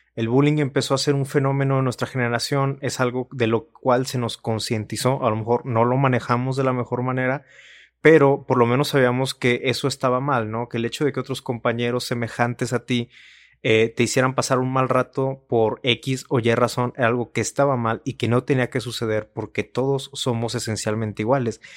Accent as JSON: {"language": "Spanish", "country": "Mexico", "said": "como mexicanos estamos acostumbrados a echarle la culpa siempre a otras cosas porque ser mexicano está bien chido"}